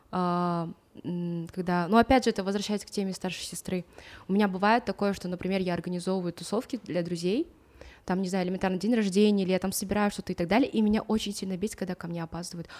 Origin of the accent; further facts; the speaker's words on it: Atyrau, Atyrau Region, Kazakhstan; Я родилась в Атырау